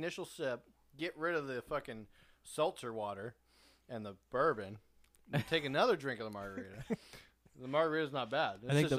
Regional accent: San Diego, California, United States; we're from San Diego, and we're not from Texas

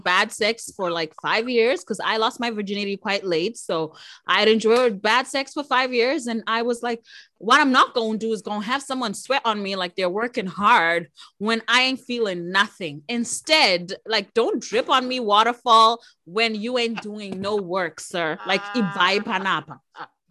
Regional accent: Harare, Zimbabwe; moved away as an adult; now in Canada; I actually was born and raised in Harare, Zimbabwe. So, Zim is my home

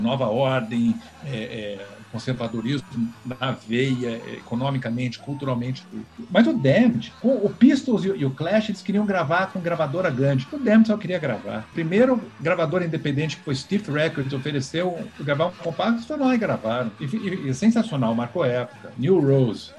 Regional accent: Brasília, Federal District, Brazil; also born or lived in Curitiba; Minha, minha adolescência toda foi em Brasília, apesar de ninguém da minha geração ter nascido em Brasília, né? Então a gente veio de Curitiba

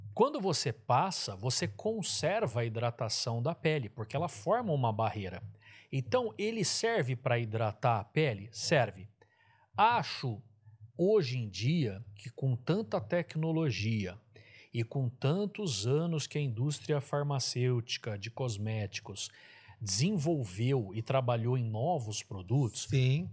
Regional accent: Araraquara, São Paulo, Brazil; eu sou de Araraquara, Araraquara não tem também, é uma cidade quente

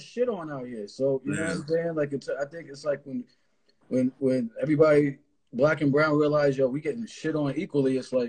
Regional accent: East Coast, United States; also born or lived in Los Angeles; I used to live out there for a minute. I got family out there, and I grew up mostly on the East Coast.

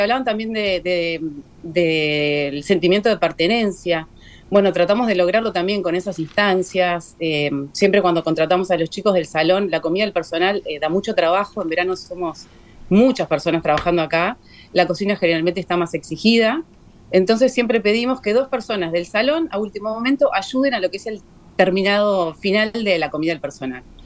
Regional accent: Uruguay; mayormente somos, somos uruguayos. Somos uruguayos

